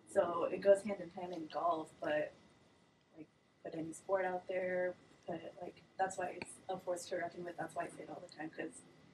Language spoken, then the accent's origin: English; Mesquite, Nevada, United States; now in Las Vegas, United States; Yeah, I was born in Vegas. Basically, grew up here. Raised in a town called Mesquite. Yeah, small town, small vibes.